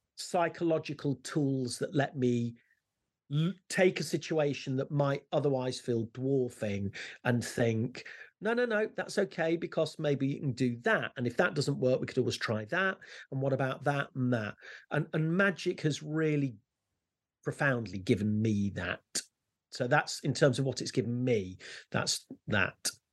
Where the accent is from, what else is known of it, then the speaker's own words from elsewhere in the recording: Leicester, East Midlands, United Kingdom; I used to walk to school, I'm from Leicester, and I used to walk to school every day